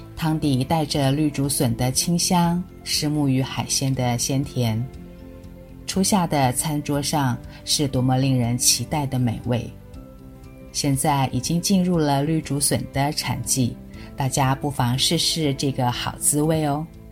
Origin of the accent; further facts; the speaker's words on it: Tainan, Taiwan; moved away as an adult; also born or lived in Taipei; 刚来台北念书的时候，总找不到台南的油条味道